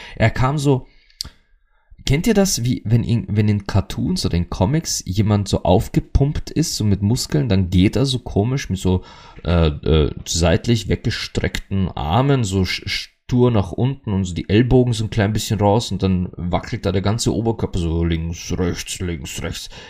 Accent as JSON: {"language": "German", "country": "Austria", "said": "bei uns in Österreich sagt man das so"}